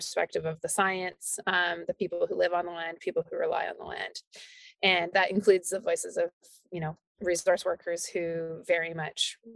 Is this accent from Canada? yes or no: yes; Alberta, Canada; moved away as an adult; also born or lived in Calgary / England; I moved back to Alberta from England